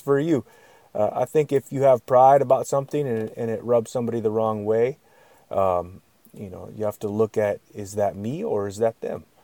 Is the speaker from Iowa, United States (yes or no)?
no; Yakutat, Alaska, United States; I'm from a village, I'm from Alaskan Village